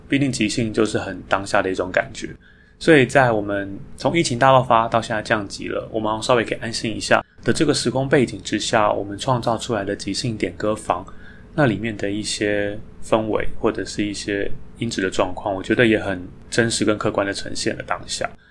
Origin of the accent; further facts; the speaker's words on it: Taiwan; 我们台湾人